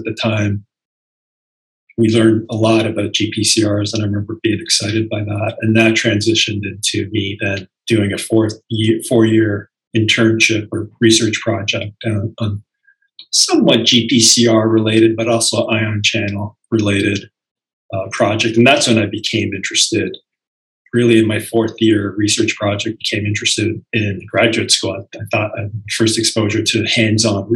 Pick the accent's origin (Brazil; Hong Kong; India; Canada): Canada; Toronto, Ontario; moved away as an adult; also born or lived in Philadelphia; now in Milwaukee, United States; I was born and raised in Toronto.